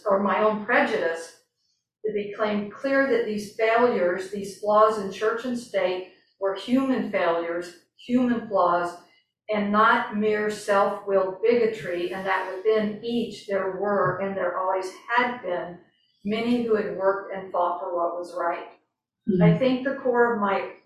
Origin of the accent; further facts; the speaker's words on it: the South, United States; I grew up in the South